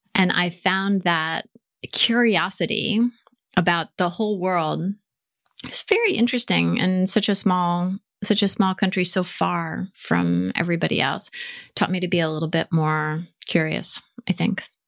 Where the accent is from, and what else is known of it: United States; accent: American; moved away